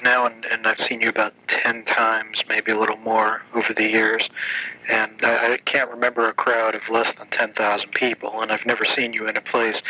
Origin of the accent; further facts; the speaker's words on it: East Coast, United States; Well, I guess maybe that's the drawback of growing up on the East Coast